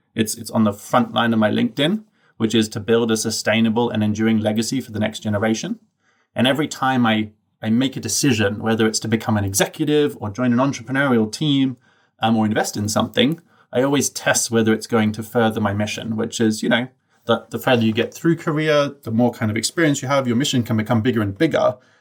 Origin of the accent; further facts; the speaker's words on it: Brisbane, Queensland, Australia; I grew up in Australia, in a place that the locals like to refer to as Bris Vegas.